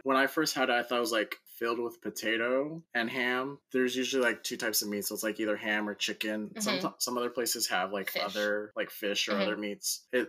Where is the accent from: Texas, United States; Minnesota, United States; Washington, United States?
Washington, United States; Seattle; And I'm from Seattle.